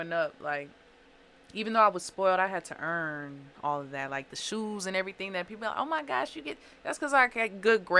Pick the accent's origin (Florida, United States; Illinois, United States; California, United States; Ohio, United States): Illinois, United States; Springfield; now in Waukegan, United States; I'm from Springfield, Illinois.